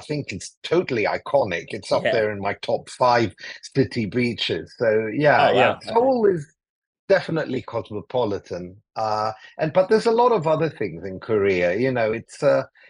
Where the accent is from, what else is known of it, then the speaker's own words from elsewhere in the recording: Athens, Attica, Greece; first language English; moved away; also born or lived in London; I grew up in Athens in Greece